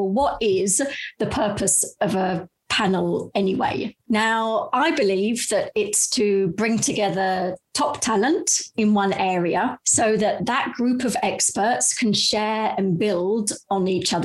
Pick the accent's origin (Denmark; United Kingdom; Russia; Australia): United Kingdom; London; now in Amsterdam, Netherlands; I'm a Brit that was originally from London, but I've actually been living in Amsterdam for over 20 years now.